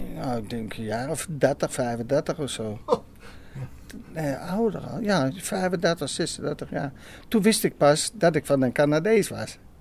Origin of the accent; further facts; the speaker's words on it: Apeldoorn, Gelderland, Netherlands; Ik kom uit Apeldoorn, ja. ja. Ik ben geboren aan de Koning